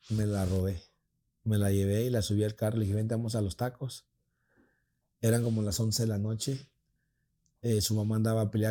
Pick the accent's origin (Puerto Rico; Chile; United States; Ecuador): Ecuador; De Ecuador.